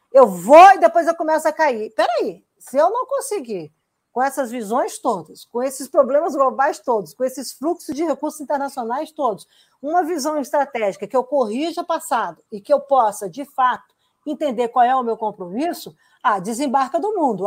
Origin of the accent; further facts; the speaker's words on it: Brazil; como brasileiros